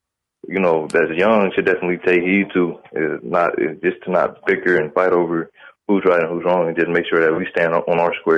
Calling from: Omaha, Nebraska, United States; I'm calling from Omaha, bro.

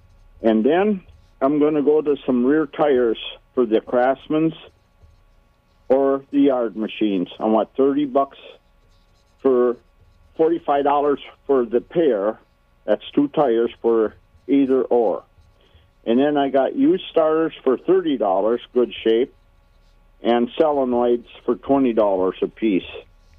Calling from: Minnesota, United States; I'm just west of Buffalo, 8 miles or so.

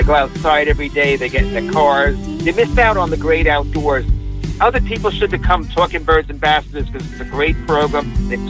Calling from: Centereach, New York, United States; I'm calling from Center Reach, New York.

